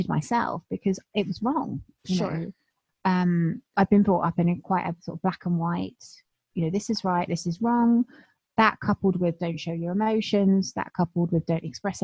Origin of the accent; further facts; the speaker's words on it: United Kingdom; I'm British